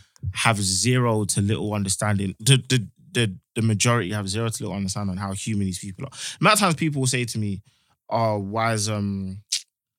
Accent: London, United Kingdom; We grew up where the people that are outside London

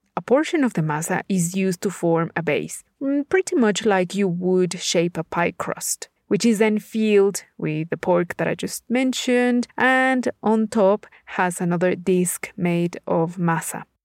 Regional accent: Puebla, Mexico; my home state of Puebla

